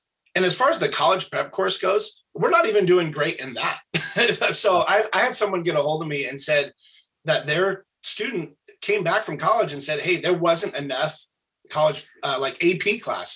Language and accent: English; Springfield, Oregon, United States; I'm from Thurston area out here.